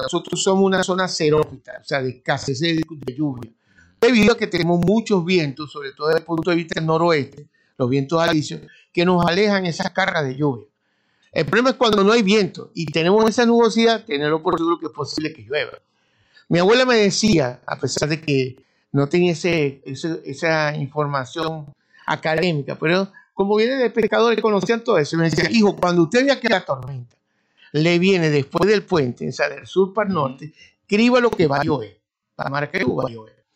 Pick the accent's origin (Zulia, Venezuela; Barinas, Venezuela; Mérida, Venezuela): Zulia, Venezuela; Maracaibo; nosotros le llamamos cañada como buenos maracuchos